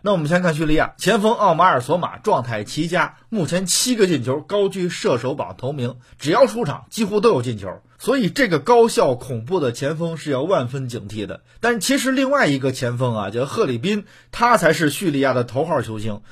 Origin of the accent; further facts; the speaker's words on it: Hebei, China; 咱们河北人